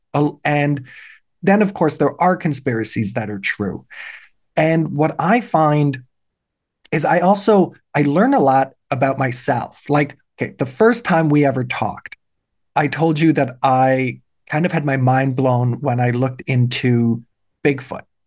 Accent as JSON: {"language": "English", "country": "Germany", "tie": "born or raised there", "moved": "yes", "lives_now": "Canada", "said": "Yes, I was born in Germany. I had a German citizenship. I immigrated to Canada. Now I'm Canadian"}